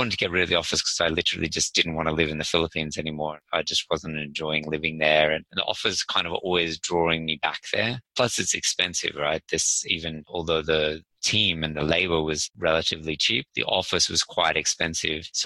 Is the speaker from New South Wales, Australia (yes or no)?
yes; Sydney, New South Wales, Australia; I'm actually from Sydney